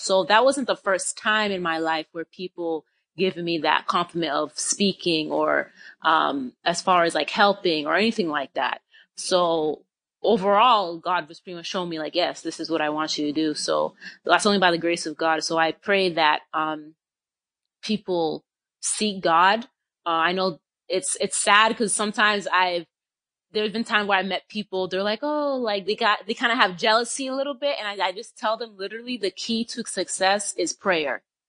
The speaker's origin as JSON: {"language": "English", "town": "Boston", "region": "Massachusetts", "country": "United States", "said": "I'm currently in Florida. I'm originally from Boston. I moved around, but now I reside in Florida."}